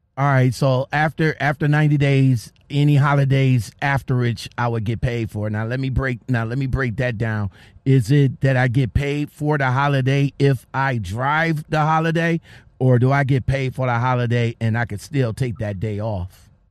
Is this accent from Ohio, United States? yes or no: yes; Ohio, United States; I'm from Ohio, so PA is not that far from me